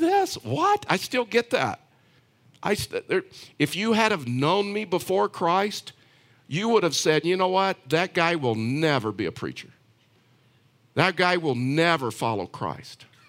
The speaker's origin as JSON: {"language": "English", "region": "Texas", "country": "United States", "tie": "born or raised there", "said": "I was raised, um, in Texas."}